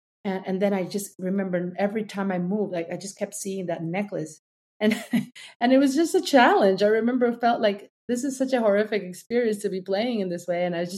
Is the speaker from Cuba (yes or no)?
yes; Cuba; now in United States; Charleston is a city where we arrived when we came from Cuba.